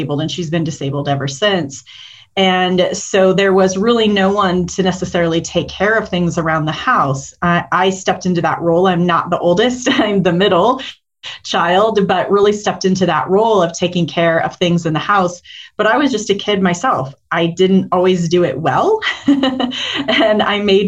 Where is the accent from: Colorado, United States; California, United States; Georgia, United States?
Colorado, United States; Denver; I grew up primarily in the Denver area. I am a Colorado native